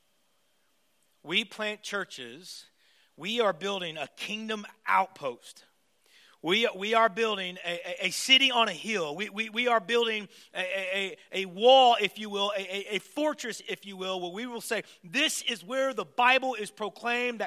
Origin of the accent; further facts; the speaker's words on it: United States; moved away as an adult; now in Toronto, Canada; I'm American